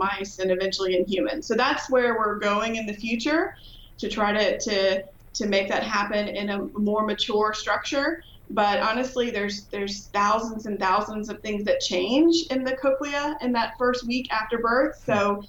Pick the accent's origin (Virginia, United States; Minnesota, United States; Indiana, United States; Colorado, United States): Virginia, United States; moved away as an adult; now in Illinois, United States; I'm from Virginia.